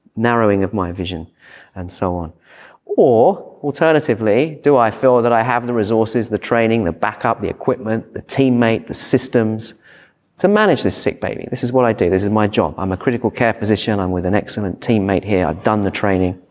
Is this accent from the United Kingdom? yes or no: yes; United Kingdom; moved away as an adult; now in Sydney, Australia; I'm British